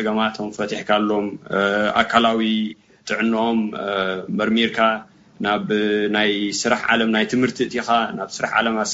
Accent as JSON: {"language": "Tigrinya", "country": "Eritrea", "tie": "born or raised there", "moved": "yes", "lives_now": "Oakland, United States", "said": "ኣብ ኤርትራ ተወሊድና ከተትልና ንኣሜሪካ ኣቲና"}